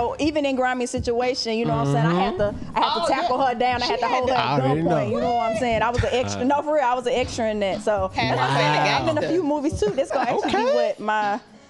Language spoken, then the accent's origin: English; St. Louis, Missouri, United States; now in Dallas, United States; I'm from St. Louis, Missouri.